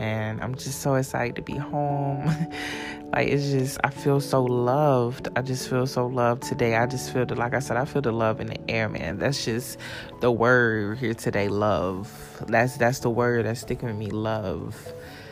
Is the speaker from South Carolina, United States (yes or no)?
yes; South Carolina, United States; moved away; also born or lived in Florida; I'm back in South Carolina. I'm at my mom's house right now